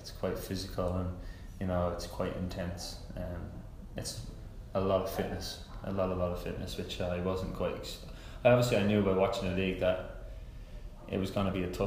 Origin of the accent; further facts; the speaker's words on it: Ireland; also born or lived in England; now in Atlanta, United States; it was always an Irish kid's dream growing up watching this kind of player, you know, being from your home country